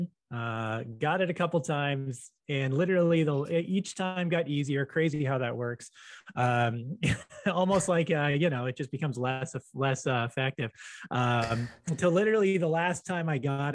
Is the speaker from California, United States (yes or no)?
yes; Los Angeles, California, United States; As a Latino from LA in the 80s